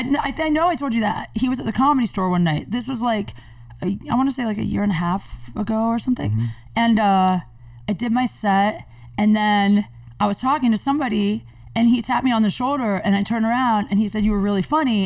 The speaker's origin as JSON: {"language": "English", "region": "Ohio", "country": "United States", "tie": "born or raised there", "also_born_or_lived": "Venice, California", "moved": "yes", "said": "I grew up in Ohio"}